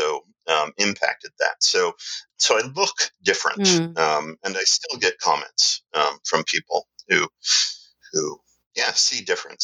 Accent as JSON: {"language": "English", "country": "Canada", "said": "I was going to mention I'm Canadian. {S0} Okay. {S1} So half Canadian."}